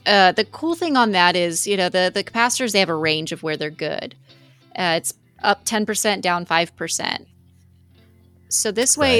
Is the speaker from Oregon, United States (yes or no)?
no; Texas, United States; we're Texans.